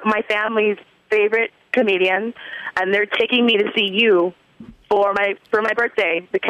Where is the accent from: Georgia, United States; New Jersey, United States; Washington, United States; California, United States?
California, United States; San Francisco; now in Los Angeles, United States; I'm in LA, but I'm from San Francisco.